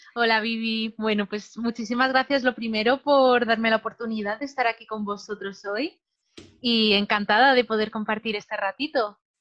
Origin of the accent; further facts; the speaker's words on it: Madrid, Community of Madrid, Spain; also born or lived in Alicante; yo soy una chica de Madrid, una chica normal, de, barrio de toda la vida